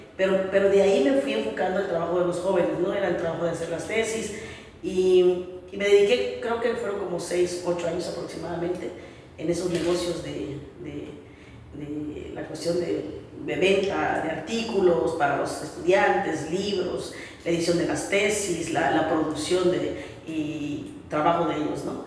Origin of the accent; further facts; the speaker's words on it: Chiapas, Mexico; also born or lived in Mexico City; Regreso a Chiapas porque siempre quise ir y volver para hacer algo por, por mi tierra, por Chiapas.